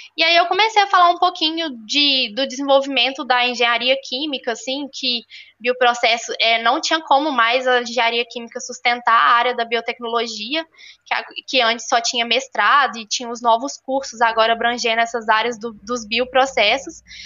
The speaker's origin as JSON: {"language": "Portuguese", "town": "Belo Horizonte", "region": "Minas Gerais", "country": "Brazil", "tie": "born or raised there", "also_born_or_lived": "Ouro Preto", "said": "eu tenho 22 anos, sou natural de Belo Horizonte"}